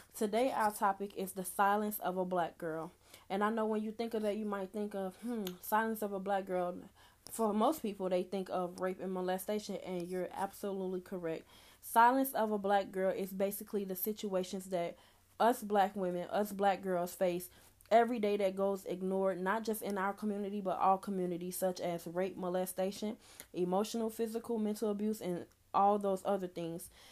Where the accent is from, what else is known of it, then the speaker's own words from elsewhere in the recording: Chicago, Illinois, United States; I'm from Chicago, Illinois